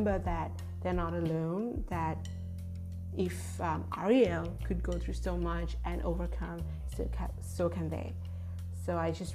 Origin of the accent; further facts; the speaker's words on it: Sri Lanka; moved away as an adult; also born or lived in United States / Japan; I grew up in Sri Lanka, lived in the United States and Japan for 6 years before coming back home